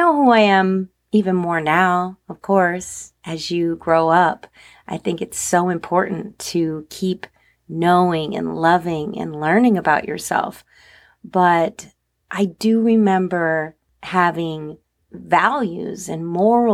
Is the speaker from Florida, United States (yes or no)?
no; New Jersey, United States; I grew up in New Jersey